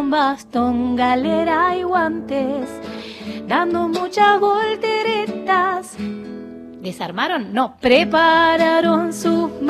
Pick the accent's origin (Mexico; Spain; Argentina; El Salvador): Argentina; Buenos Aires; Sí, soy de Flores.